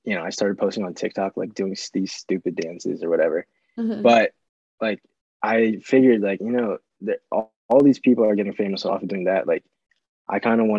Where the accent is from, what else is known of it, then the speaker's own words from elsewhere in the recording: Chesapeake, Virginia, United States; I am from Chesapeake, Virginia